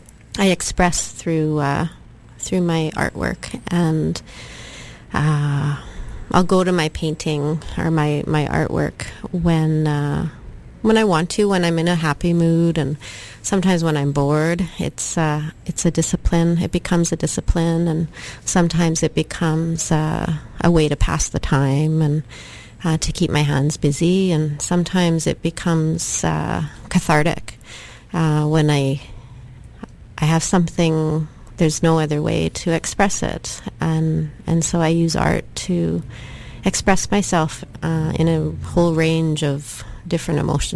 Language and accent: English; Saskatchewan, Canada; I'm from the Kiskus Nation in Saskatchewan.